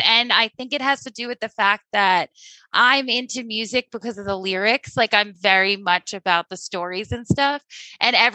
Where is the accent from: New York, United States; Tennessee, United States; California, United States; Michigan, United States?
New York, United States; Long Island; being a New Yorker, even from Long Island